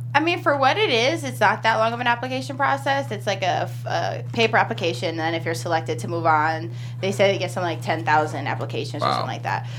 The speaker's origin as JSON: {"language": "English", "region": "East Coast", "country": "United States", "said": "we're from Jersey, New York, East Coast"}